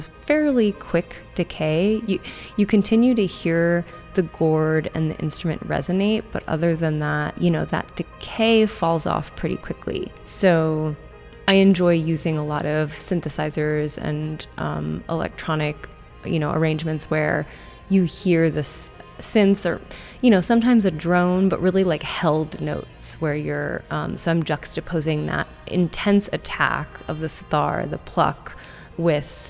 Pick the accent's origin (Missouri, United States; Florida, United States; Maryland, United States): Maryland, United States; I grew up in Maryland